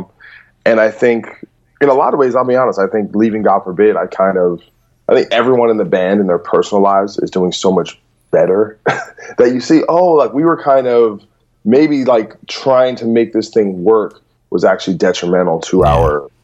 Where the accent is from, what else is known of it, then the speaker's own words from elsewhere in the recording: New Jersey, United States; moved away as an adult; also born or lived in New York; now in Los Angeles, United States; I'm from New Jersey, but then really from like 2010 on, I pretty much only hung out in New York